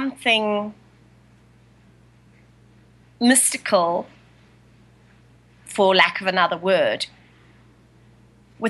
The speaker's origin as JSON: {"language": "English", "country": "South Africa", "tie": "born or raised there", "also_born_or_lived": "San Francisco, United States", "moved": "as an adult", "lives_now": "Italy", "said": "I'm South African born to an Italian father. So I live in Italy at the moment, but for many years I was an expat wife"}